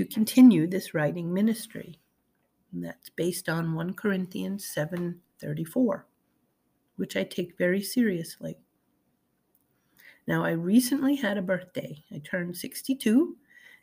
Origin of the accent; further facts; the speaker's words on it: the North, United States; I was raised in the North and was unfamiliar with Southern gospel